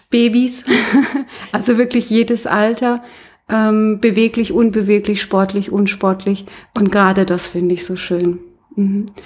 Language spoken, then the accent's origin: German; Karlsruhe, Baden-Württemberg, Germany; Also du kommst gar nicht von hier? nee, ich komme aus Karlsruhe.